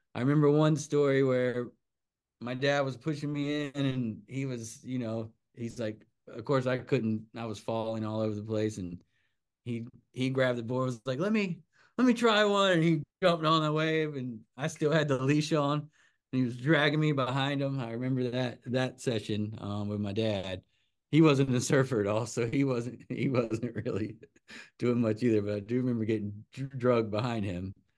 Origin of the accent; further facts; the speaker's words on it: Wrightsville Beach, North Carolina, United States; I grew up right there on Lagoon Drive